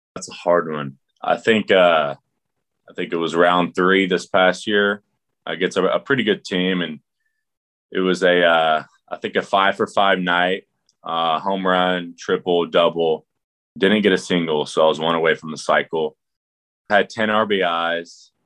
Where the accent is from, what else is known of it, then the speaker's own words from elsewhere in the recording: Houston, Texas, United States; I'm from Houston